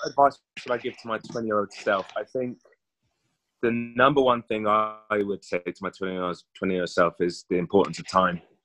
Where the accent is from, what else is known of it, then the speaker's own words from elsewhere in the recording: London, United Kingdom; I grew up in West London